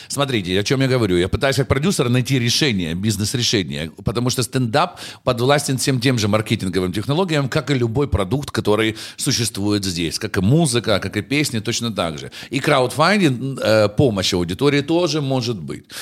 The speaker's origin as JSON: {"language": "Russian", "region": "Kyiv", "country": "Ukraine", "said": "Я парень из Дарницы"}